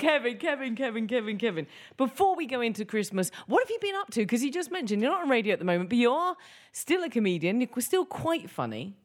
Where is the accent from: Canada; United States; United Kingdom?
United Kingdom; England; I'm English